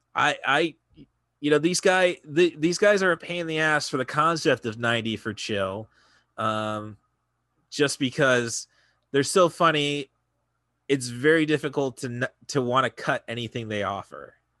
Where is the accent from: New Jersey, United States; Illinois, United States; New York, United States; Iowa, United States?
Illinois, United States; Morton; now in Champaign, United States; my hometown of Morton